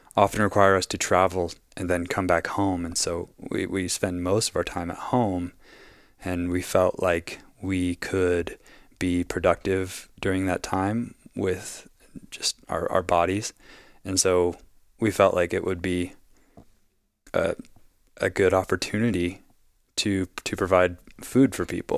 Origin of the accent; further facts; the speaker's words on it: Wyoming, United States; also born or lived in Southern Colorado; now in Oregon, United States; I'm from Wyoming